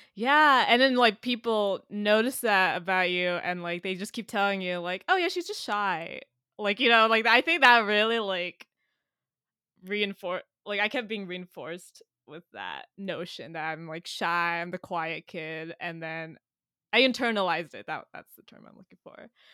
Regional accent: San Jose, California, United States; now in New York, United States; I'm from San Jose, California, in the Bay Area

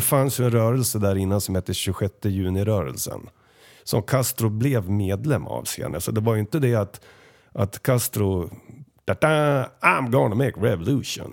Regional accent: Sweden; oss svenskar

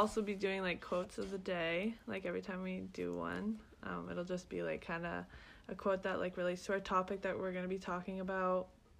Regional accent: London, Ontario, Canada; moved away as an adult; now in Maine, United States; I'm from London, Ontario, which is in Canada. But we both go to school here in Maine.

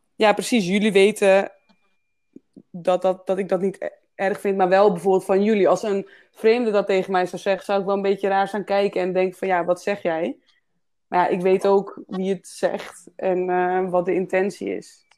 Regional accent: Netherlands; ik kom gewoon wel uit, Nederland

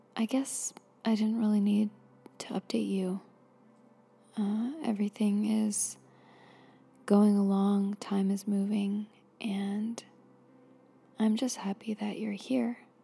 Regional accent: Florida, United States; I grew up in Florida

